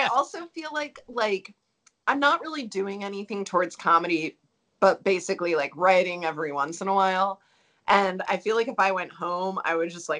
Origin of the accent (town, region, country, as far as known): Baltimore, Maryland, United States; now in Denver, United States